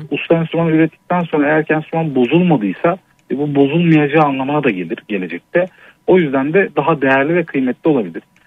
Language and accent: Turkish; Ankara, Turkey; Ankara'nın çok kötü bir semtinde Altındağ'da Yeni Doğan'da doğdum. Orada büyüdüm.